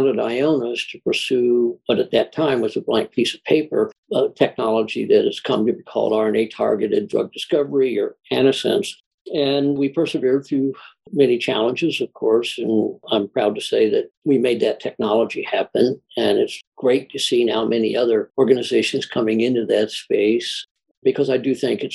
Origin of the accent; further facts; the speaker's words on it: Indianapolis, Indiana, United States; moved away as an adult; also born or lived in Houston, Texas; I grew up in Indianapolis, Indiana